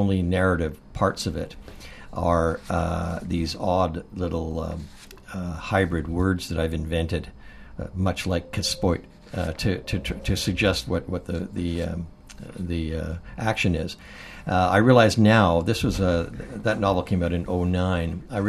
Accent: Courtenay, British Columbia, Canada; also born or lived in Comox, British Columbia / Port Alberni, British Columbia; I spent my teenage in Port Alberni, BC, and I was born actually in Comox and grew up in Courtney

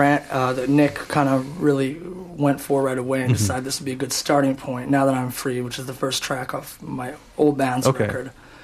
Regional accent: Edmonton, Alberta, Canada; moved away as an adult; now in Vancouver, Canada; I came from Edmonton. I'd been a busker there for a number of years, about 13 years.

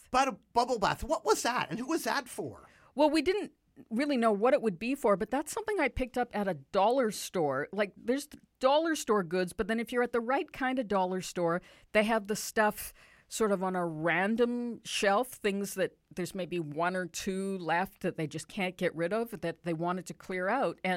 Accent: Canada; So we thought we're coming from Canada, and the closest thing Canada has to that country kind of scene is Calgary and the Stampede.

